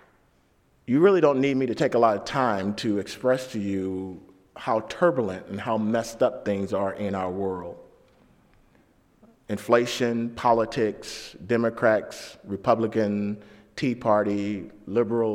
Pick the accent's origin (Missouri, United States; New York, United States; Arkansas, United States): Missouri, United States; St. Louis; I grew up in St. Louis, the first 12 years of my life in downtown St. Louis, Missouri, in the hood, and then we moved to the suburbs